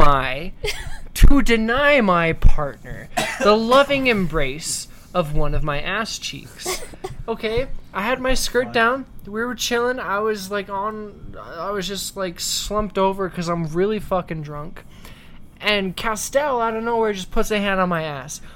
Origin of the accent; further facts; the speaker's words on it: Northern Virginia, United States; now in Utah, United States; I come from the DMV. I come from Northern Virginia